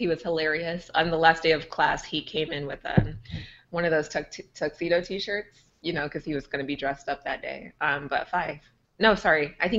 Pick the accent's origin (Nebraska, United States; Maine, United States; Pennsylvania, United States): Nebraska, United States; Omaha; So I grew up in North Omaha. So it's one of the, if you're not familiar with Omaha, North Omaha in many cases, or in some neighborhoods, I should say, is one of the poorest in our city.